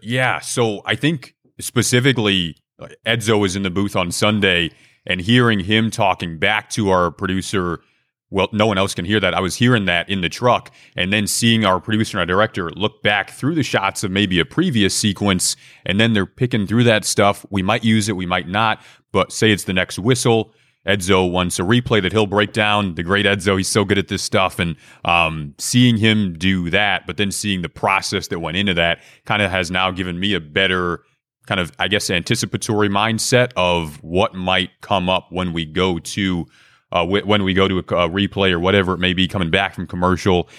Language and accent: English; Detroit, Michigan, United States; I grew up in Detroit